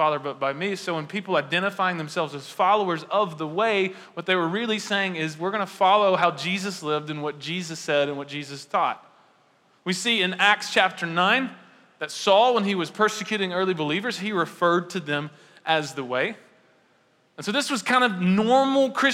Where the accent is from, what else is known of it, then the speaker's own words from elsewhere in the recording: United States; I'm an American